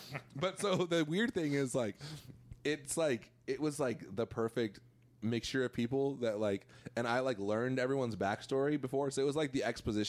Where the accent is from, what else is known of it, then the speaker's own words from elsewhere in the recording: El Centro, California, United States; my hometown of El Centro